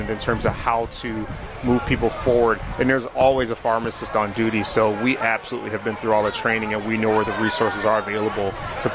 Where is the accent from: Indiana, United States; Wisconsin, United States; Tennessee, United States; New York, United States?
Wisconsin, United States; Milwaukee; I am born, raised here right out in Milwaukee, Wisconsin